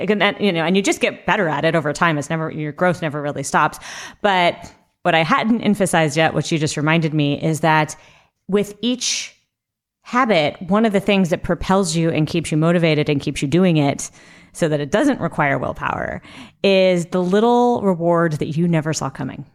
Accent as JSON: {"language": "English", "region": "Southern California", "country": "United States", "tie": "born or raised there", "said": "my family's Mexican, and I grew up in Southern California."}